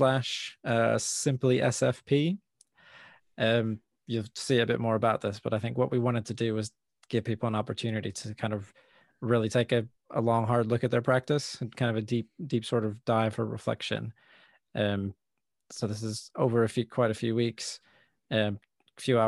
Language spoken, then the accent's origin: English; United States; I'm American. I grew up with American TV.